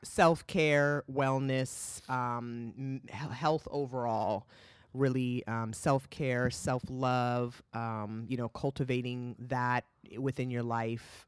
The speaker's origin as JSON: {"language": "English", "region": "California", "country": "United States", "tie": "born or raised there", "also_born_or_lived": "Boston", "moved": "yes", "lives_now": "North Carolina, United States", "said": "I feel so blessed to have h, had my upbringing in California with the mix of culture."}